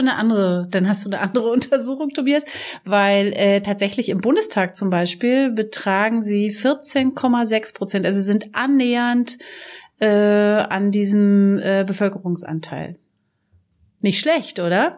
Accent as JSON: {"language": "German", "region": "East Germany", "country": "Germany", "said": "Ich bin aus dem Osten, proud to be"}